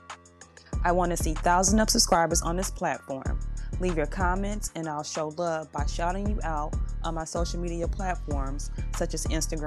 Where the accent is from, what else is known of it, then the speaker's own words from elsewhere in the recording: Kosciusko, Mississippi, United States; moved away; That is where I'm initially from. I originated from Mississippi, Kosciuszko, Mississippi, actually. That's my hometown.